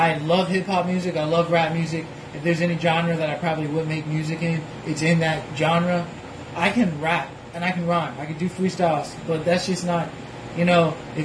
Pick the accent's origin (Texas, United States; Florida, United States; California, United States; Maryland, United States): Florida, United States; Tallahassee; also born or lived in Jacksonville, Florida / Anguilla; I was born here. I was born in Tallahassee. I was born at TMH